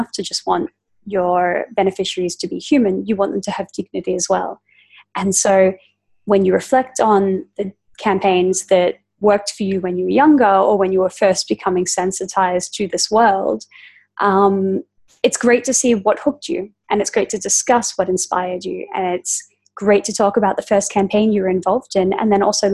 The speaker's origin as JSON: {"language": "English", "country": "Australia", "tie": "born or raised there", "said": "growing up in Australia"}